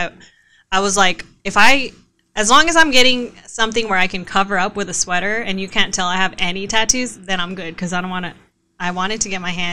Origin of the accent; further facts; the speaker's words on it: Vallejo, California, United States; also born or lived in Arizona; I'm from Vallejo. So by the way, hello 707